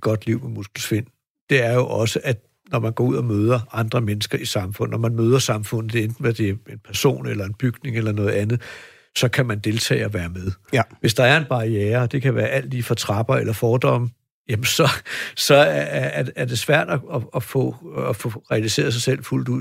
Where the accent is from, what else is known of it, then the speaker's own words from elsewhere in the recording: Denmark; vi som danskere